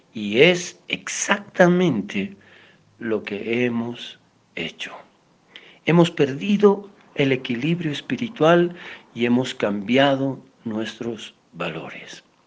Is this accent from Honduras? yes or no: no; Bolivia; Nosotros como bolivianos